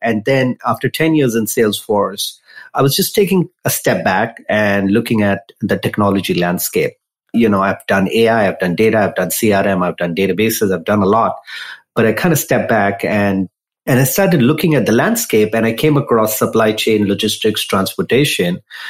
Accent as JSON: {"language": "English", "country": "India", "tie": "born or raised there", "also_born_or_lived": "San Jose", "moved": "as an adult", "lives_now": "United States", "said": "I grew up in India"}